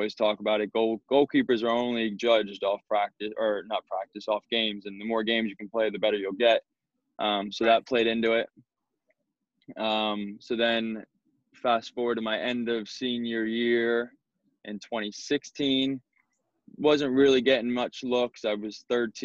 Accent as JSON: {"language": "English", "town": "West Chester", "region": "Pennsylvania", "country": "United States", "tie": "born or raised there", "said": "I'm from Westchester, PA, so just outside Philadelphia. Lived there my entire life. Played club soccer in that area growing up."}